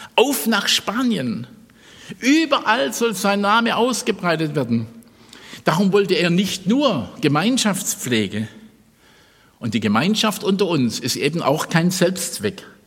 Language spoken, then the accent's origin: German; Stuttgart, Baden-Württemberg, Germany; Ich komme ja aus Stuttgart